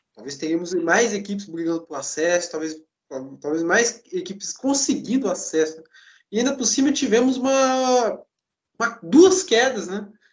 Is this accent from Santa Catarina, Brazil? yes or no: no; Espírito Santo, Brazil; eu sou do Espírito Santo